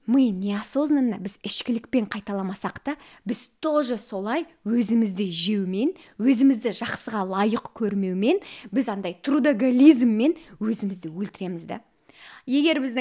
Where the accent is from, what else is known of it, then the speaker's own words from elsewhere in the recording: Lenger, Turkistan Region, Kazakhstan; мен де сіздер секілді қарапайым отбасыданмын кішкентай ленгер деген қаланың тумасымын